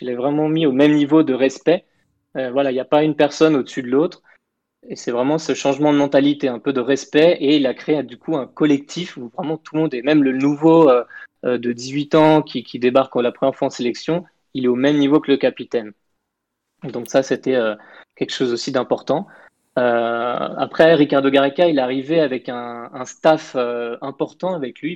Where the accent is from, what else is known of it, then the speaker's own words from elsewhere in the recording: France; moved away; also born or lived in Peru; en tant que Français